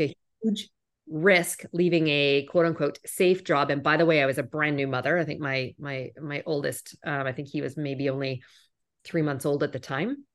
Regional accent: Canada; moved away as an adult; also born or lived in United States; I'm originally from Canada

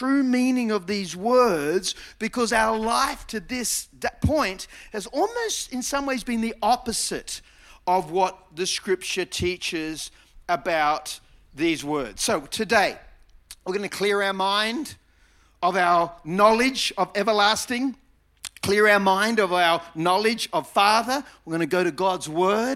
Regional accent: Mona Vale, New South Wales, Australia; I grew up in Mona Vale, born at Manly Hospital

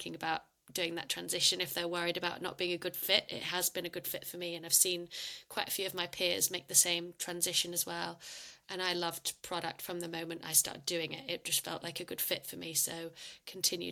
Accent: United Kingdom; moved away; also born or lived in Australia; I'm not sure if you can tell by my accent, but I'm originally from the UK

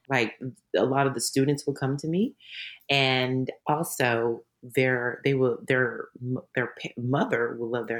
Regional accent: Dallas, Texas, United States; moved away as an adult; also born or lived in Louisiana; I grew up in Dallas, Texas

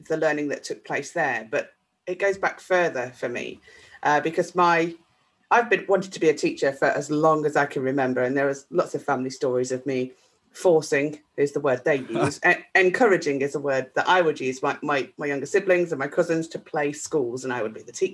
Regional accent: a mining town in the Midlands, United Kingdom; in the town where I grew up, a mining town in the Midlands, you might detect that from my accent

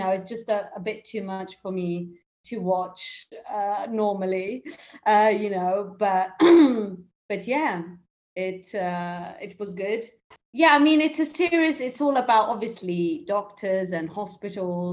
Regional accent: England, United Kingdom; accent: slight British; moved away as an adult; also born or lived in London / Italy; now in Rome, Italy; I'm half English, half Italian. That's why maybe you might hear a slight British accent there.

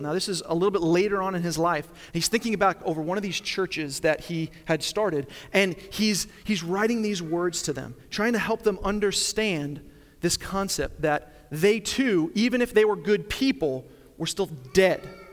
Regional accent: Long Island, New York, United States; moved away; I grew up in Long Island, New York

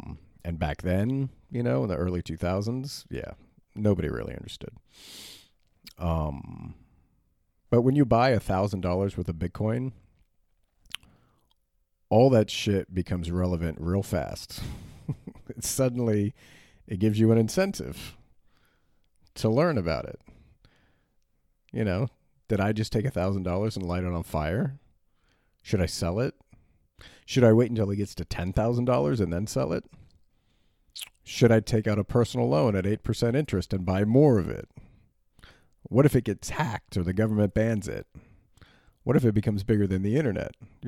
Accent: Berlin, Germany; I grew up in Berlin in the 80s and 90s, and filling the tank in like your sedan

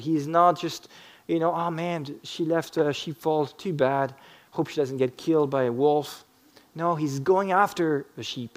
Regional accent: France; moved away; I grew up in France

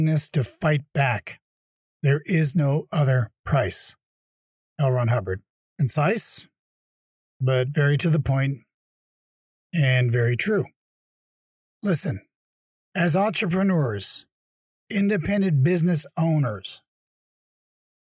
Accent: Canada; moved away; my home country, Canada

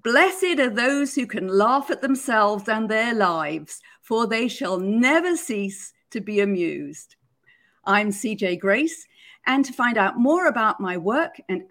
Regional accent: United Kingdom; Growing up in Britain, I was brought up on Monty Python's Flying Circus

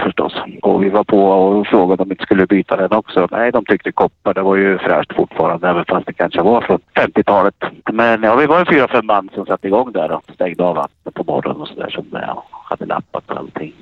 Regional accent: Katrineholm, Södermanland, Sweden; jag är från Katrineholm

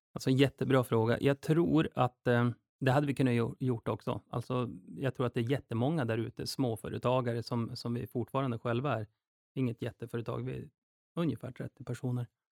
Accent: Duved, Jämtland, Sweden; moved away; also born or lived in Stockholm; Och jag är uppväxt i Jämtland också. Så jag kommer ifrån en liten by som heter Duved

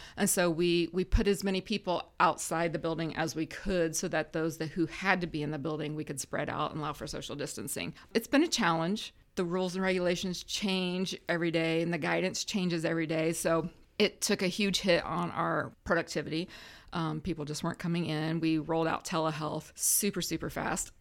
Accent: Huntington, Indiana, United States; moved away as an adult; now in Grant County, Indiana, United States; originally from Huntington, um, grew up in rural Huntington County. I graduated from Huntington North

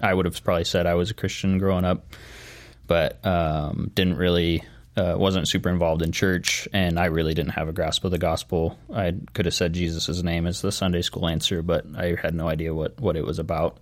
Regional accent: Nampa, Idaho, United States; born and raised in Nampa

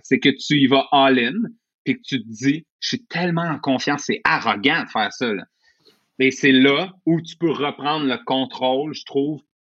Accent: Montreal, Quebec, Canada; moi, je viens de Rivière-des-Prairies, milieu relativement pauvre dans ce coin-là

